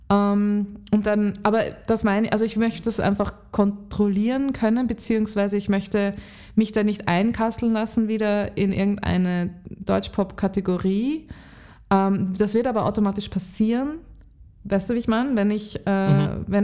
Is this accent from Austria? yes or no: yes; Lower Austria, Austria; now in Vienna, Austria; Und aufgewachsen bin ich in Niederösterreich und jetzt bin ich schon sehr lange in Wien.